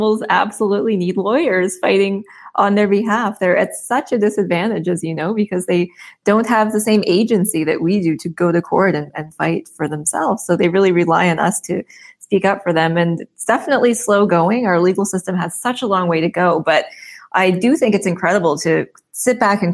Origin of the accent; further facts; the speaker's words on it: Prince Edward Island, Canada; And I'm from the East Coast. I'm from Prince Edward Island.